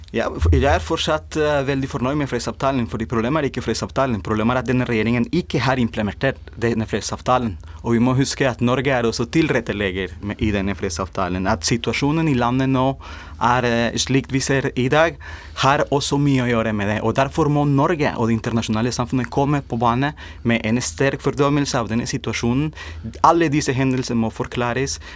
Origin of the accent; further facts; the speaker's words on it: Colombia; now in Norway; jeg kommer også fra, fra Colombia.